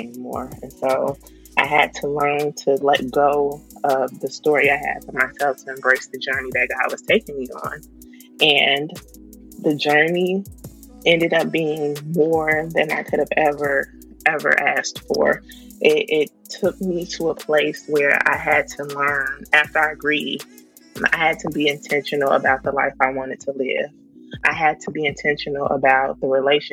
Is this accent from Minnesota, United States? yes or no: no; Chicago, Illinois, United States; I'm from Chicago, Southside.